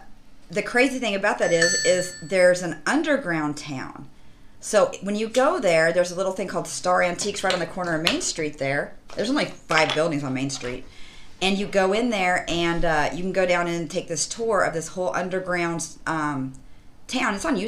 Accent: Hutchinson, Kansas, United States; moved away as an adult; now in Collinsville, United States; where I raised my kids was an hour from where I grew up in Hutchinson, Kansas

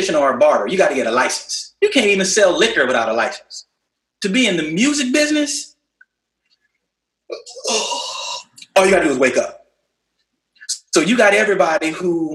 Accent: Houston, Texas, United States; now in Miami, United States; I'm originally from Houston, and I worked at this place called Astroworld

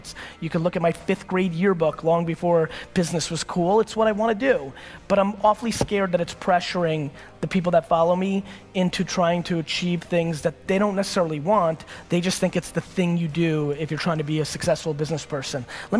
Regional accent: California, United States; I know tons of people who I grew up with in the Silicon Valley boom

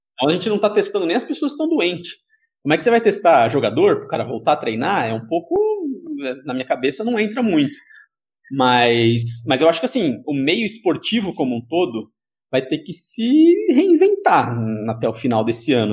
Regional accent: Sorocaba, São Paulo, Brazil; eu sou de Sorocaba

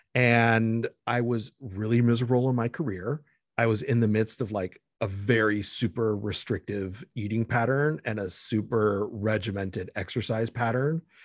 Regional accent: Los Angeles, California, United States; also born or lived in Mexico; I was born in Mexico, raised in Los Angeles

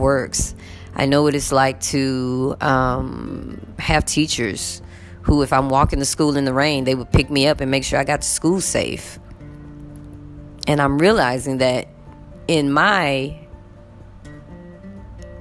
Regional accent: United States; I am American

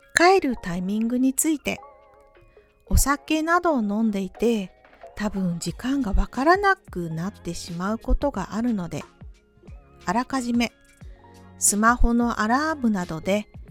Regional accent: Japan; 日本人の私でも同じです

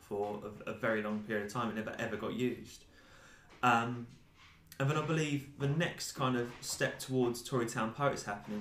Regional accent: Basildon, East of England, United Kingdom; A lot of it is about my experiences growing up in this town

